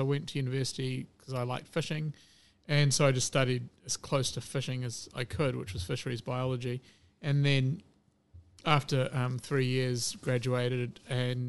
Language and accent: English; Hamilton, Waikato, New Zealand; also born or lived in United Kingdom; I grew up in Hamilton